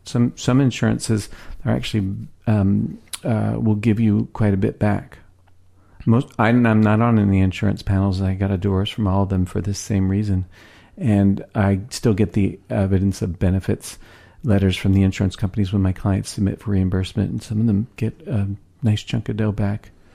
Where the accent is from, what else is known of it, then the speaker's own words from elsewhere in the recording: Philadelphia, Pennsylvania, United States; now in Seattle, United States; I'm from Philadelphia, right? I got here almost on a whim